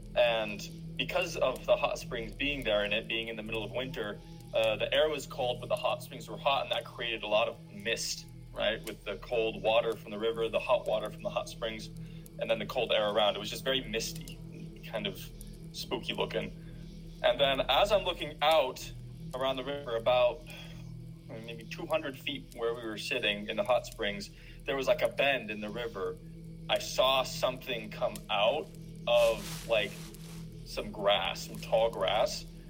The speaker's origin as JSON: {"language": "English", "region": "Northern California", "country": "United States", "said": "I'm from Northern California"}